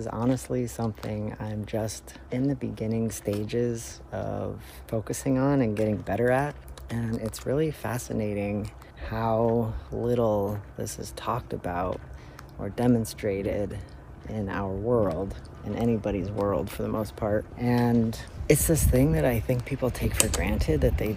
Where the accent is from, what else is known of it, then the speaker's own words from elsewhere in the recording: Denver, Colorado, United States; moved away; also born or lived in Florida / Toronto; I grew up in Denver, Colorado and in Florida, where there was tons of wildlife, but I've spent the last 15 years in Toronto